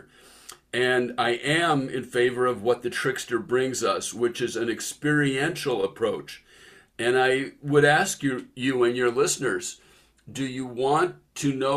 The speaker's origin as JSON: {"language": "English", "area": "San Francisco Bay Area", "region": "California", "country": "United States", "tie": "born or raised there", "moved": "yes", "lives_now": "Seattle, United States", "said": "I grew up in the San Francisco Bay Area"}